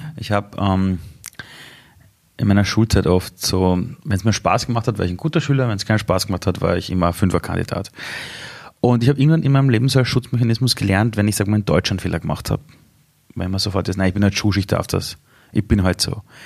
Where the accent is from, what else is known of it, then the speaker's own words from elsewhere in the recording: Vienna, Austria; Ich bin in Simmering aufgewachsen